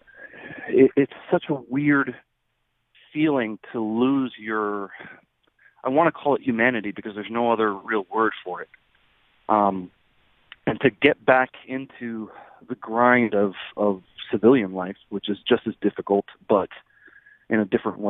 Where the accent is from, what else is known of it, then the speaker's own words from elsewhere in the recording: New Jersey, United States; I was raised and educated in New Jersey